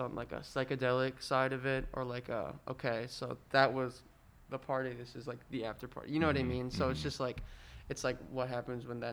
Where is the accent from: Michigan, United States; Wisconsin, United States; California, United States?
Wisconsin, United States; Oshkosh; I'm from Oshkosh, and I was quarantined in Oshkosh for a long time